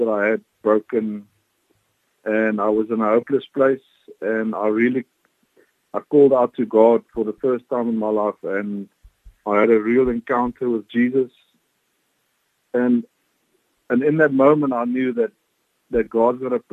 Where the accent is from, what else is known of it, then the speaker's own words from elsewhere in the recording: Eastern Free State, South Africa; I was born in the Eastern Free State